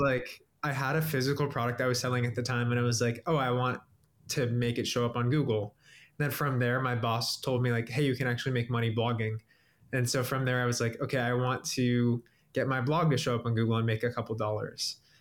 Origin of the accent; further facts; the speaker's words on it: Cincinnati, Ohio, United States; I'm from Cincinnati, Ohio.